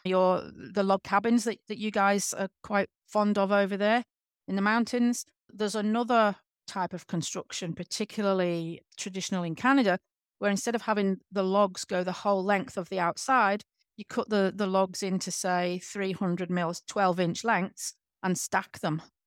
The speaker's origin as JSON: {"language": "English", "region": "England", "country": "United Kingdom", "moved": "yes", "lives_now": "Western Australia, Australia", "said": "I'm from England"}